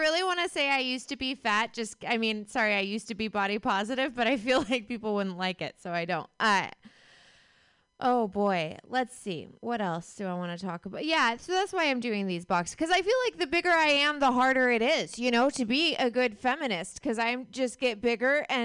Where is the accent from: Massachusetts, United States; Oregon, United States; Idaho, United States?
Oregon, United States; Lincoln City; I'm from Oregon. I grew up in Lincoln City, which is a tiny coastal town in Oregon